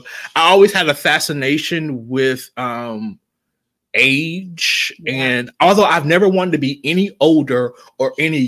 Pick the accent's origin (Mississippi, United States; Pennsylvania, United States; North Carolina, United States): North Carolina, United States; Kinston; I kind of grew up in the south. Even though I'm from Kinston, my dad was in the military, so he just moved around a lot.